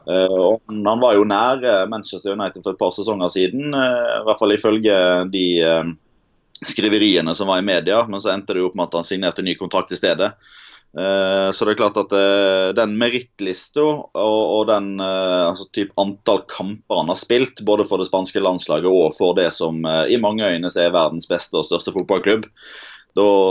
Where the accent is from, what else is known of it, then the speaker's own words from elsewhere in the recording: Odda, Vestland, Norway; Odda, der jeg kommer fra